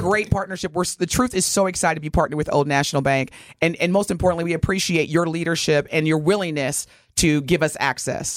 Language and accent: English; Evansville, Indiana, United States; my hometown, Evansville, Indiana